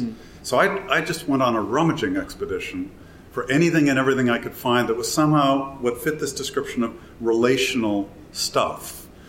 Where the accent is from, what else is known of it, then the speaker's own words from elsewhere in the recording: Wisconsin, United States; I grew up in Wisconsin. So I grew up in, in the hinterland of Chicago